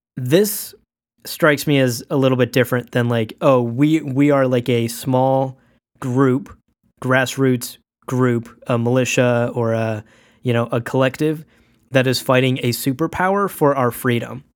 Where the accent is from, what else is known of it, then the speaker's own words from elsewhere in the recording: Pakistan; I was born in Pakistan